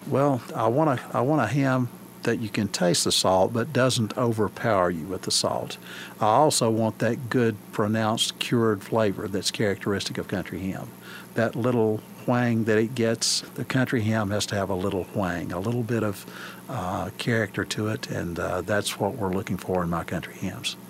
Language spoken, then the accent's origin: English; Scott County, Virginia, United States; moved away as an adult; now in Madisonville, United States; the house I was born in there in Scott County